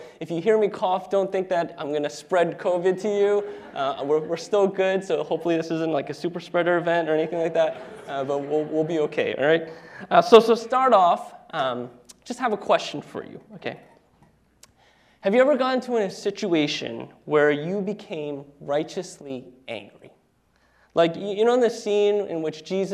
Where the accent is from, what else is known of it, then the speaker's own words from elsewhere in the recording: New Jersey, United States; moved away as an adult; now in Seattle, United States; Ashley, my wife, and I are actually originally from the East Coast, and so that's where we were born and raised. Ashley is from New York, and I am from New Jersey